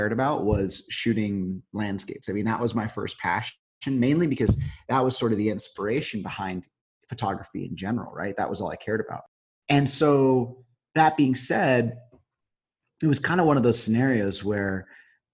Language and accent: English; San Luis Obispo, California, United States; I grew up here, Central California.